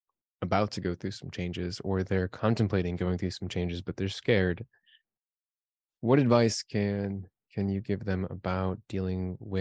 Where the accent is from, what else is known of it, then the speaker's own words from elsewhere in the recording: Chicago, Illinois, United States; we're from Chicago